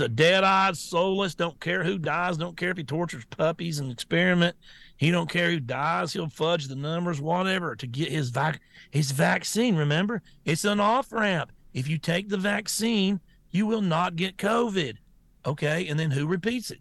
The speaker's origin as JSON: {"language": "English", "country": "United States", "said": "I'm an American"}